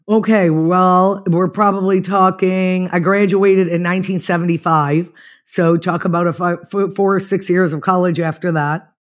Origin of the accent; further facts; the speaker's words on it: Niagara Falls, New York, United States; moved away as an adult; I was born in Niagara Falls, New York, and I lived there till about twenty-two